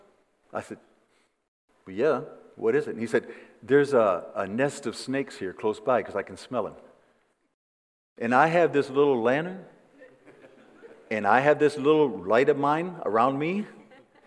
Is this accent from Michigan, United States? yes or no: yes; Flint, Michigan, United States; moved away as an adult; now in Costa Rica; I was born in Flint, Michigan.